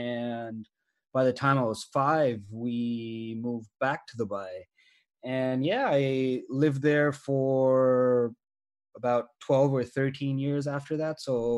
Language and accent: English; Australia; I very much fit the mold of an international student who was growing up in Australia